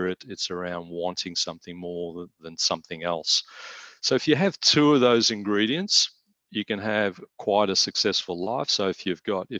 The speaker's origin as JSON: {"language": "English", "town": "Melbourne", "region": "Victoria", "country": "Australia", "tie": "born or raised there", "said": "my illustrious Richmond Football Club growing up in Tigerland"}